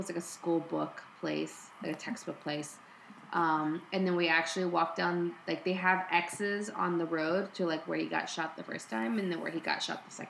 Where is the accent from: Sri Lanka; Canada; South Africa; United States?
United States; So even though I'm Mexican American, mm. I cannot